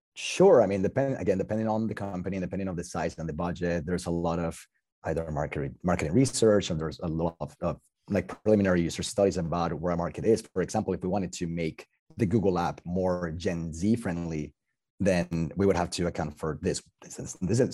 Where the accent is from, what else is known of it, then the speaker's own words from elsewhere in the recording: Bogotá, Colombia; English is a second language; moved away; also born or lived in France / Italy / United States; I'm from Colombia and I'm from Bogota.